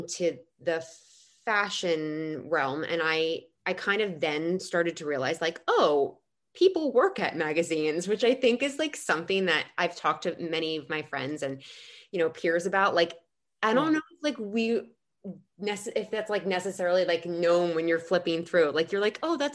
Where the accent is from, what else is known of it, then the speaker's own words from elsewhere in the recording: New Jersey, United States; I grew up in New Jersey